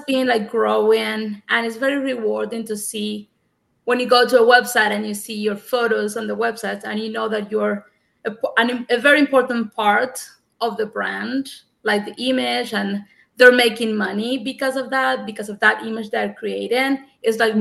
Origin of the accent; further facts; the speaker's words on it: Cuba; English is a second language; moved away as an adult; also born or lived in Havana; now in United States; I'm from Cuba and I was a teacher of English for nine years at a university in Havana